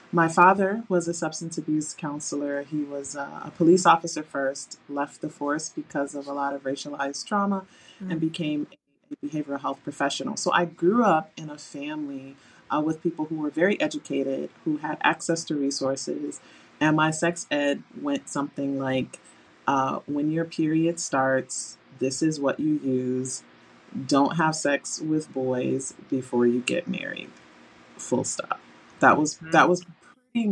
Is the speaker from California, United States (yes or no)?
no; Detroit, Michigan, United States; moved away as an adult; also born or lived in Saudi Arabia; now in Phoenix, United States; I'm from Detroit, Michigan. I live in Phoenix, but I was born and raised in Detroit